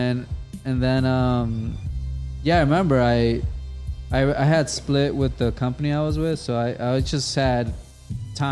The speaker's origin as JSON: {"language": "English", "town": "New York City", "region": "New York", "country": "United States", "said": "I'm a New Yorker"}